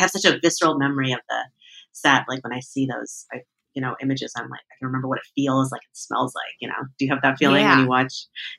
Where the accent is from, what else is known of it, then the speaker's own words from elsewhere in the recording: New York, United States; Because I've been there, you know, several times as a New Yorker, and I was like, I think that's it.